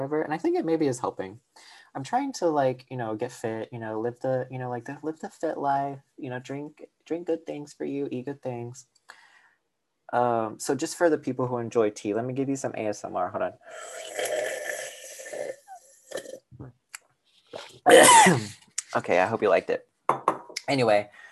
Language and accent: English; the South, United States; I'm from the South and it's always hot